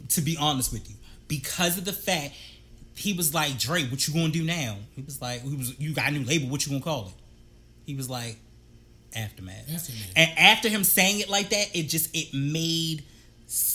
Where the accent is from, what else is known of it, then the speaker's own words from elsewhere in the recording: East Coast, United States; I'm from the East Coast